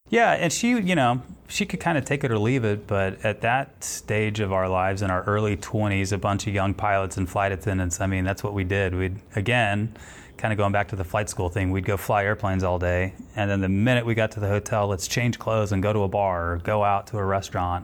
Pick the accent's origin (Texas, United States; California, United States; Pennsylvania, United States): Texas, United States; Houston; also born or lived in Denver; I'm from Houston